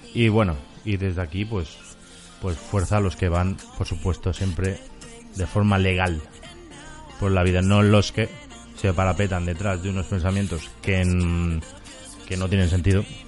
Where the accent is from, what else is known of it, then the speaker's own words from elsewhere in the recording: Mallorca, Balearic Islands, Spain; los mallorquines somos mallorquines